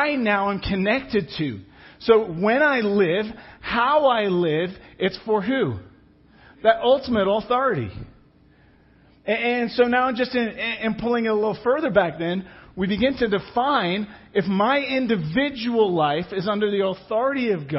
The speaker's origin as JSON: {"language": "English", "region": "England", "country": "United Kingdom", "tie": "born or raised there", "moved": "yes", "said": "I grew up in England"}